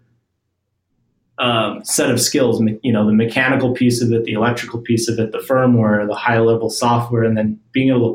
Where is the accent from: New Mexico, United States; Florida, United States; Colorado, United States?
New Mexico, United States; where I grew up in New Mexico